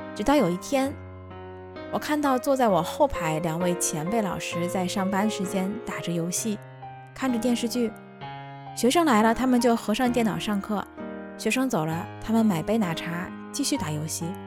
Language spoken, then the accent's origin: Chinese; Tianjin, China; moved away as an adult; now in Japan; 我就是这么一个土生土长的天津人